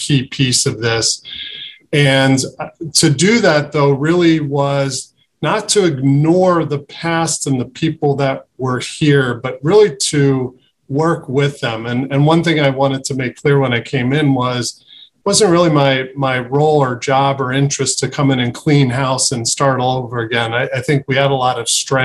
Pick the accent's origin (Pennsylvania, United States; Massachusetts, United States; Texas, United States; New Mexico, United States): Pennsylvania, United States; Philadelphia; moved away as an adult; also born or lived in Boston / Pittsburgh; now in Cleveland, United States; I grew up in Philadelphia